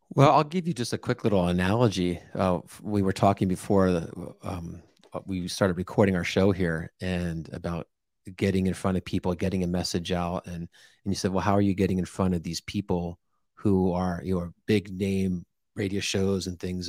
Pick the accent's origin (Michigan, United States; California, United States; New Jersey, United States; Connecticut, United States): New Jersey, United States; born and raised in New Jersey